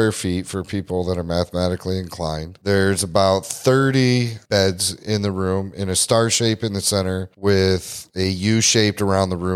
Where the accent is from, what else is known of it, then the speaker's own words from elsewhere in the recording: Missouri, United States; I grew up in Missouri. It's the show me state.